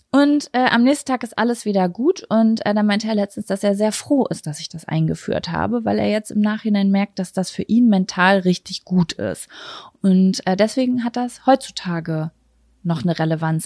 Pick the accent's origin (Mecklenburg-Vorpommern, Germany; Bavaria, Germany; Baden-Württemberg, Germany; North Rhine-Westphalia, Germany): North Rhine-Westphalia, Germany; Lübbecke; bei uns in Lübbecke